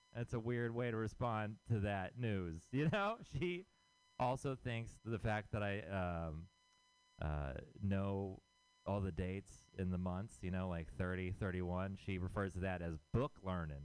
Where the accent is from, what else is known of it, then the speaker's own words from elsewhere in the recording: Houston, Texas, United States; moved away as an adult; now in San Francisco, United States; I am from Texas. I'm from Houston, Texas